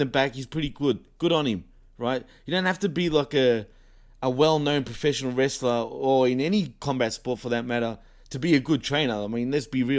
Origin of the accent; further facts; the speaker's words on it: Australia; I'm from Australia